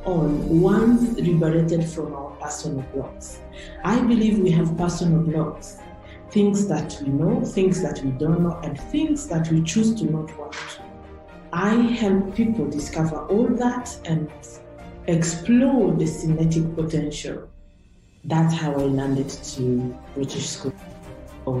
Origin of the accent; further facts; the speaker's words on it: Rwanda; I was born and raised in Rwanda